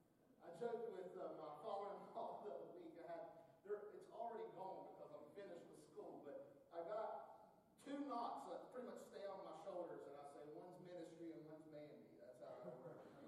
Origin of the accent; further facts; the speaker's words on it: North Carolina, United States; I'm from North Carolina